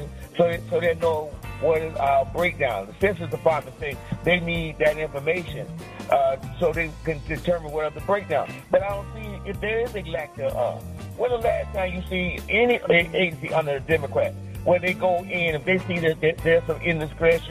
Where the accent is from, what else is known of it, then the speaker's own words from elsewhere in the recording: Miami, Florida, United States; growing up in Miami, growing up in the heart of Black communities